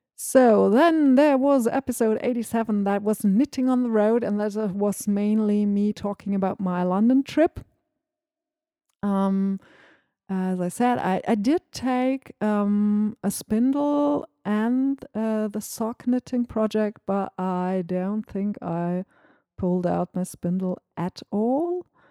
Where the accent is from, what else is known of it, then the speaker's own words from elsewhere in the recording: Northern Germany, Germany; first language German; English is a second language; I'm from Northern Germany